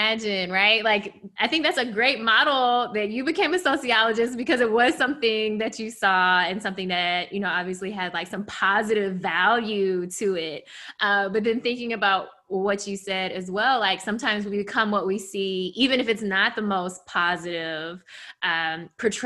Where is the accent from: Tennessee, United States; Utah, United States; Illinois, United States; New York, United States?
Tennessee, United States; Memphis; I grew up in Memphis